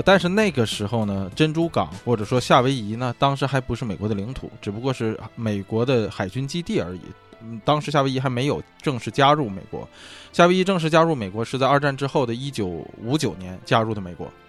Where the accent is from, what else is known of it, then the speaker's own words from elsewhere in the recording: China; now in Los Angeles, United States; 一听我是中国人嘛